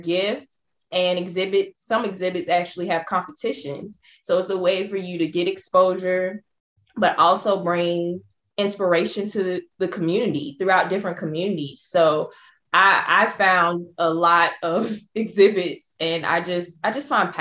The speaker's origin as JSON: {"language": "English", "region": "the South", "country": "United States", "tie": "born or raised there", "said": "growing up, I am from the South"}